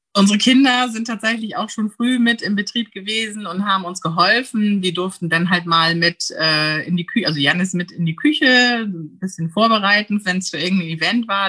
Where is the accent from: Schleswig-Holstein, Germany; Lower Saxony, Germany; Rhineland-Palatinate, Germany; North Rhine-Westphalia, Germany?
Schleswig-Holstein, Germany; Heide; moved away as an adult; also born or lived in Friedrichstadt; now in Amrum, Germany; komme gebürtig aus Dithmarschen und bin in Heide geboren, dort zur Schule gegangen